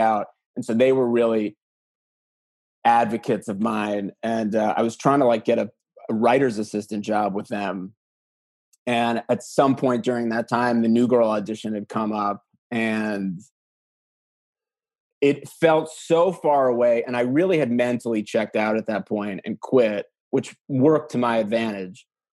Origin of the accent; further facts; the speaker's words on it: New York, United States; moved away as an adult; also born or lived in Wisconsin; now in Los Angeles, United States; I was from New York